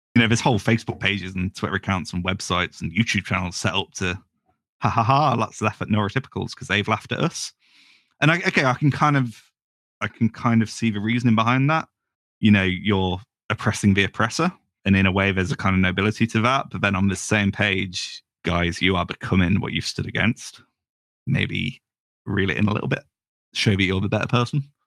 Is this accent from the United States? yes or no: no; United Kingdom; I'm British